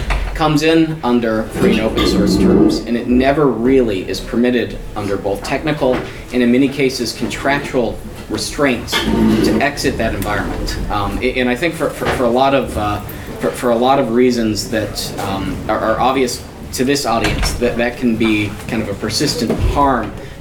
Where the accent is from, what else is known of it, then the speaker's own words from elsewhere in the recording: United States; I'm a attorney from the United States